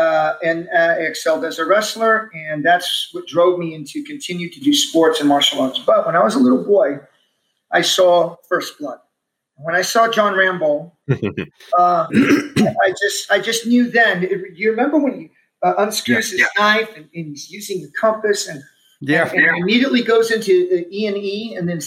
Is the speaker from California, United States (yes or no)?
no; Omaha, Nebraska, United States; also born or lived in Texas; we were raised in the Omaha Home for Boys.